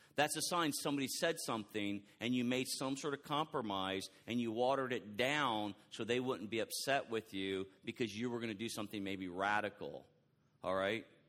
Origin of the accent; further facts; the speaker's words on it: Texas, United States; I am so from Texas